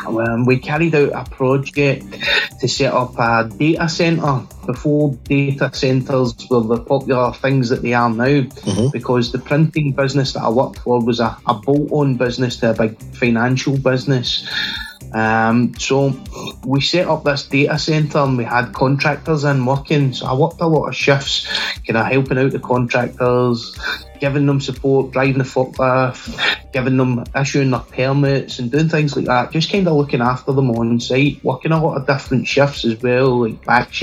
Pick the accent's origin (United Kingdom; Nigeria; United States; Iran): United Kingdom; Glasgow, Scotland; So I'm from Glasgow in Scotland, which is in the U.K.